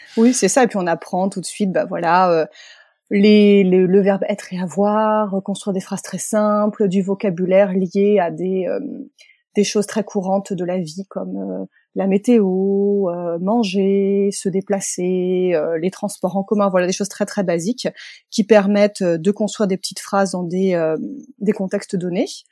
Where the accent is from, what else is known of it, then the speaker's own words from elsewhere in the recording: France; first language French; le français que nous, euh, nous apprenons à l'école française en tant que français, euh, c'est notre langue maternelle